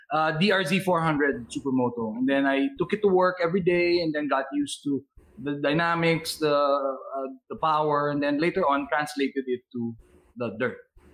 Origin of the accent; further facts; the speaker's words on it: San Francisco Bay Area, California, United States; moved away; I'm from the San Francisco Bay Area